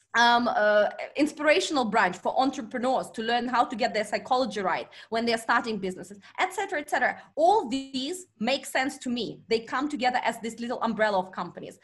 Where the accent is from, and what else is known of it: Vladivostok, Primorsky Krai, Russia; born or raised there; moved away as an adult; also born or lived in China